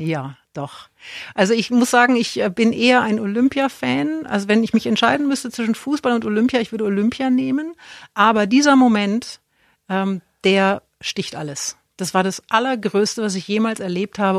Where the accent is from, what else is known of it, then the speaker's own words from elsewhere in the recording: Erlangen, Bavaria, Germany; moved away; Weil ich komme ja aus Erlangen